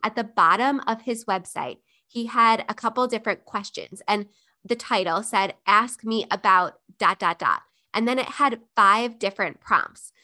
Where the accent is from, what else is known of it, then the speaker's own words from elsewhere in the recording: Buffalo, New York, United States; moved away; Buffalo, New York, my hometown